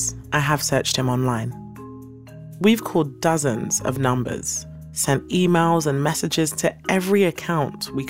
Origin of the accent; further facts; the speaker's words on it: London, United Kingdom; accent: British; born and raised in East London